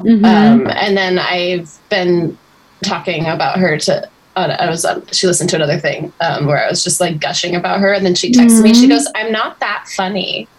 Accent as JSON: {"language": "English", "town": "Sonoma", "region": "California", "country": "United States", "tie": "born or raised there", "said": "I'm just a girl from a small town in Northern California. Mm. I'm from Sonoma. People know it as wine country."}